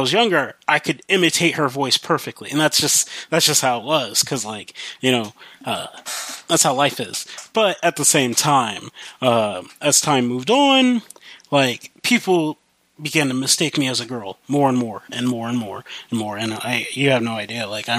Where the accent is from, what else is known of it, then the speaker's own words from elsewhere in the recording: Midwest, United States; accent: country; moved away; I grew up in the Midwest, and I moved to the West Coast? Yeah, I moved to the West Coast, and so I have, a bit of a country accent.